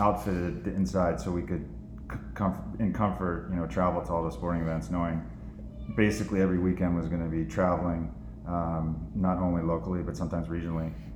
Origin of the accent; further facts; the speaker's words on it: Central Valley, California, United States; now in Rye, New York, United States; I grew up in Central Valley, California